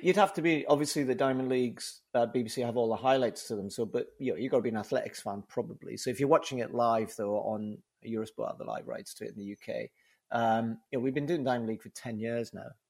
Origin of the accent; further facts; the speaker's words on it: Newcastle upon Tyne, North East England, United Kingdom; accent: Geordie; my Geordie accent